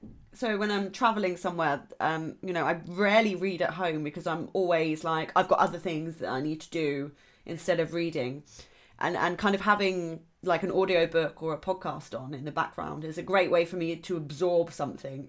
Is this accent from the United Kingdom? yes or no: yes; Southampton, South East England, United Kingdom; I'm from Southampton